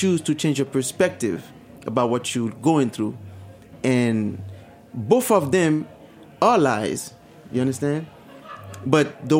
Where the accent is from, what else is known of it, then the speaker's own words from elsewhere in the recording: Haiti; moved away; I remember growing up in Haiti